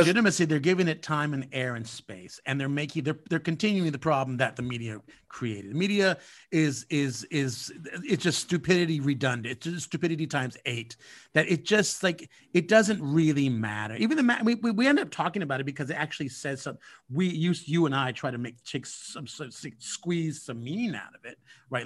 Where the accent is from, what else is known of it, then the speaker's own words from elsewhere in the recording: California, United States; I am born and raised in California